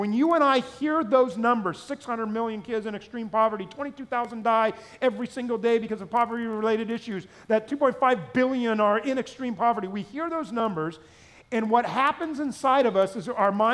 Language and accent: English; Southern California, United States; growing up in Southern California